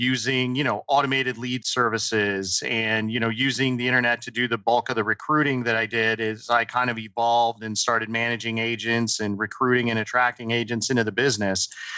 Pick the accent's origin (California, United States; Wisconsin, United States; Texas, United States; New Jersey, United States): New Jersey, United States; born there; also born or lived in Colorado; I was born actually in Southern New Jersey, spent a lot of time in Colorado